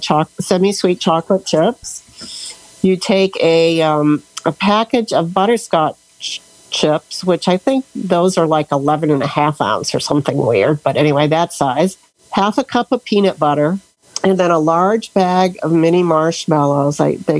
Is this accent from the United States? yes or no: yes; Sebring, Florida, United States; Oh, I'm from Florida, Sebring, Florida, where it's finally cooling off a little bit.